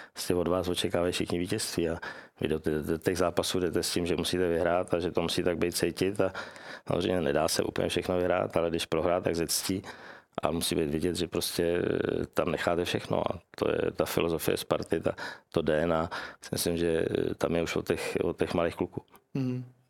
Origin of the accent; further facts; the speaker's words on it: Czechia; jsem, že jsem z Čech